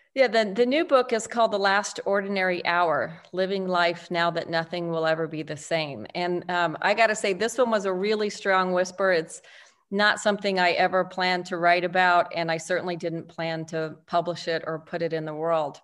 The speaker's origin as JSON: {"language": "English", "town": "El Paso", "region": "Texas", "country": "United States", "tie": "born or raised there", "said": "I was raised in El Paso, Texas, one of three daughters"}